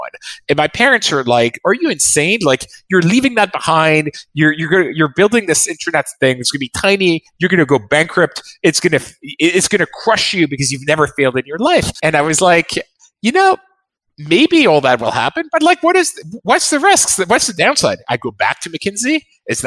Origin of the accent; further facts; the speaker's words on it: France; I was born in France